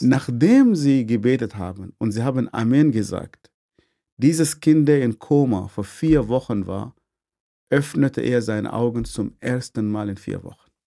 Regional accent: Northern Sudan, Sudan; German is a second language; moved away as an adult; also born or lived in Swabia, Germany; now in Germany; ich komme vom Nordsudan. Ich bin in eine sehr, sehr große Familie geboren.

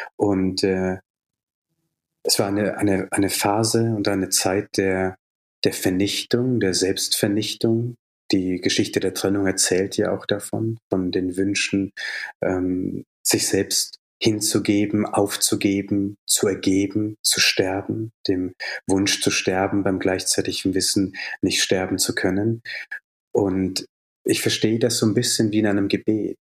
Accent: Bavaria, Germany; also born or lived in Jaffna, Sri Lanka; ich bin in Bayern groß geworden, also in einer sehr katholischen Gegend

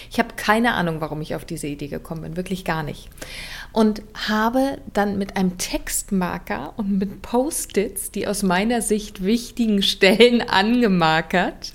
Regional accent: Berlin, Germany; accent: Berlinerisch; so bin ich in Berlin aufgewachsen

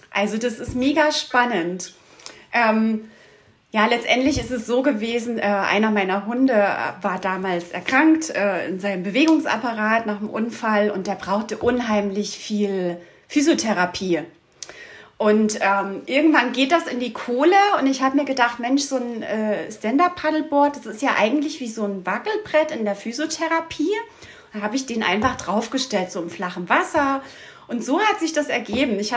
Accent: Saxony, Germany; Ich komme ursprünglich aus der Dresdner Region aber mit Oma und Opa ging es jedes Jahr in den Sommerferien sechs Wochen an die Ostsee.

